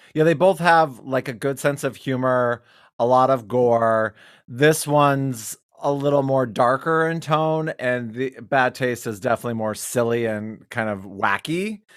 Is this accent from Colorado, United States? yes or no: no; Wyoming, United States; I'm from Wyoming